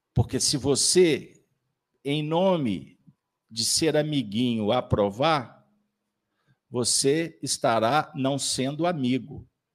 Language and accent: Portuguese; Minas Gerais, Brazil; nós somos mineiros.